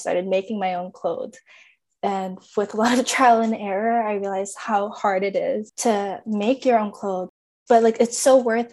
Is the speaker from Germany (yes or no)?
no; Winnipeg, Manitoba, Canada; moved away as an adult; now in British Columbia, Canada; I was born and raised in Winnipeg, Manitoba